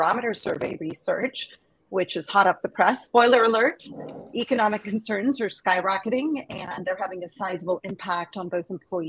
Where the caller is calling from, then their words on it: Boston, Massachusetts, United States; So I'm calling in from the Boston, Massachusetts area